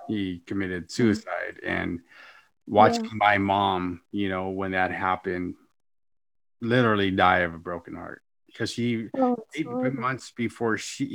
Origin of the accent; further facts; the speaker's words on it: California, United States; I'm from California.